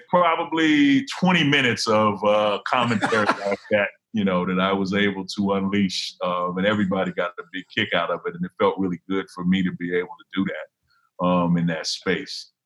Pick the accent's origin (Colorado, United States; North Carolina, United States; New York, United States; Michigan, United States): Michigan, United States; Detroit; moved away as an adult; also born or lived in Iowa City, Iowa; I'm from Detroit.